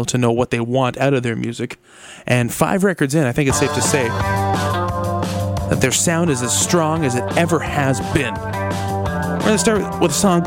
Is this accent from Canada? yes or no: yes; Mississauga, Ontario, Canada; They're from Brampton, Ontario, which is just north of my hometown, Mississauga, Ontario.